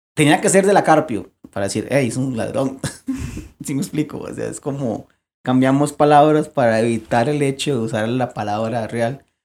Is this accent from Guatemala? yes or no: no; Costa Rica; somos ticos